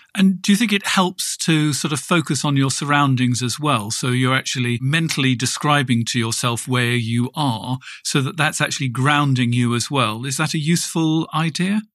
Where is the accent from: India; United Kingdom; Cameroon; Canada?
United Kingdom; England; moved away as an adult; now in Germany; I moved from England, where I'd lived all my life